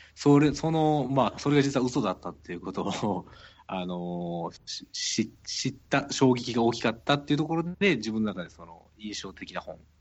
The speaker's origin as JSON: {"language": "Japanese", "region": "Kansai", "country": "Japan", "tie": "born or raised there", "accent": "Kansai dialect", "said": "僕はやっぱり関西出身なのであの関西弁が日本語だと思ってる"}